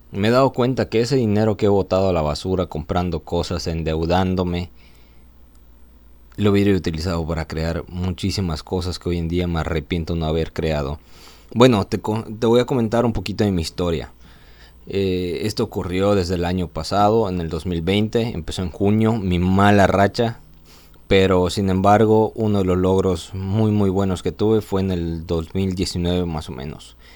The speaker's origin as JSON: {"language": "Spanish", "town": "Mérida", "region": "Yucatán", "country": "Mexico", "tie": "born or raised there", "said": "¿De dónde vengo? Soy originario de Mérida. He vivido aquí en Mérida"}